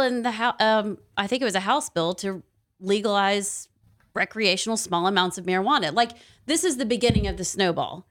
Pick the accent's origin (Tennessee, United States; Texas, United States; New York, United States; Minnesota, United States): Tennessee, United States; Knoxville; now in Alabama, United States; I'm from Knoxville